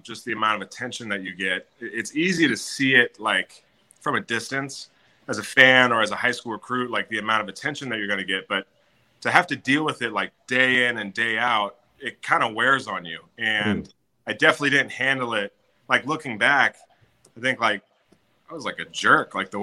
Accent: Jacksonville, Florida, United States; growing up in Jacksonville

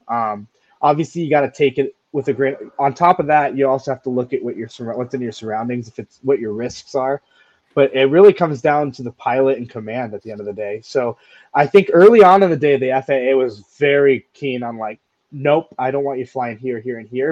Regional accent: Montana, United States; moved away; I'm from Montana, so we don't really see a lot of tornadoes up there

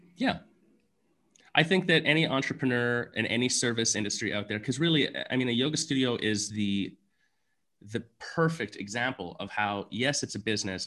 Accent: Canada; being Canadian, I played, you know, junior hockey

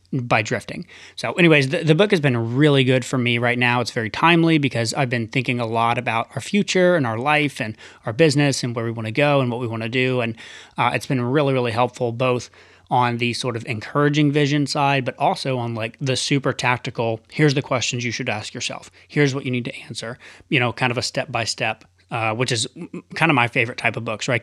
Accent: Tennessee, United States; moved away; one of my best friends growing up, Nathan, and, uh, and his wife moved out to L A and from Tennessee. And that was really the first person I knew from my hometown that went away

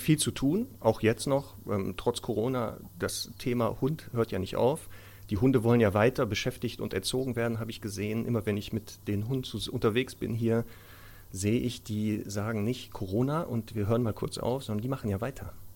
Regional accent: Ruhr area, North Rhine-Westphalia, Germany; moved away; ich komme ja ursprünglich aus dem Ruhrgebiet

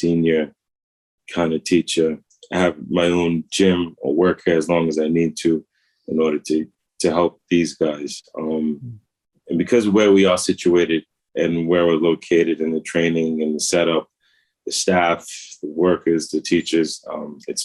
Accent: United States; I'm American

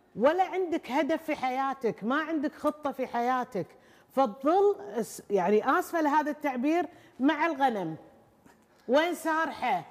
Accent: Kuwait; عندنا في الكويت

